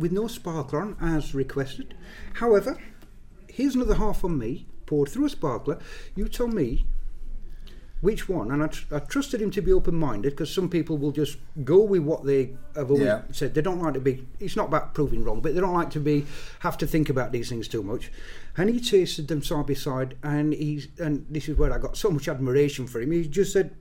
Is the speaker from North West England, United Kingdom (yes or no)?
no; Yorkshire and the Humber, United Kingdom; as a Yorkshireman